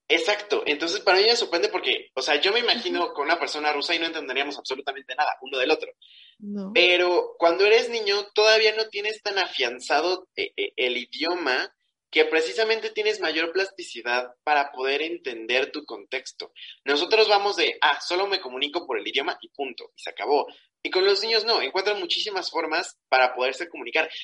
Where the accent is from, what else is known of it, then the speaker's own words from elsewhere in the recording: Mexico; como mexicanos nos costó mucho trabajo